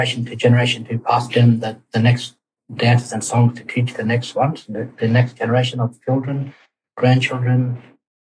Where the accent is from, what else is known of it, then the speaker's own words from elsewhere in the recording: Torres Strait, Queensland, Australia; growing up in the Torres Straits